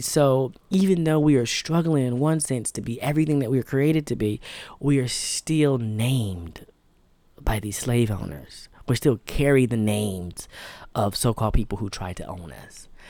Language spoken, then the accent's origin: English; United States; as African American